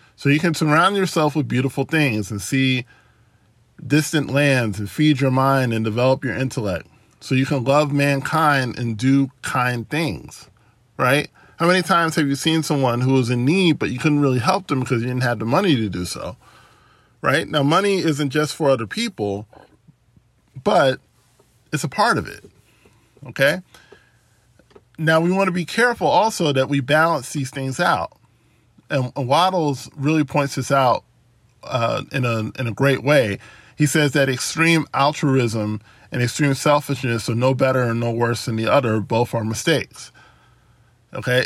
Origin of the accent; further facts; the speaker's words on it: United States; being born in the United States and, and being an American citizen